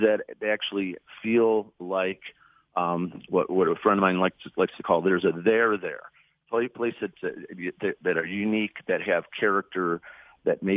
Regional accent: Detroit, Michigan, United States; I grew up in the Cody Rouge district. I grew up in the city. I lived in the city. I went to Detroit Public Schools when I was a kid.

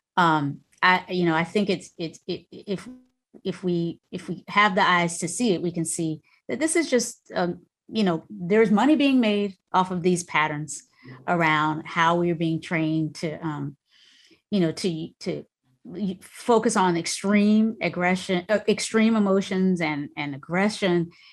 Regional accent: North Carolina, United States; moved away; also born or lived in Virginia; that little house I grew up in North Carolina, grew up in in North Carolina or spent a lot of time in, raised with my grandmother

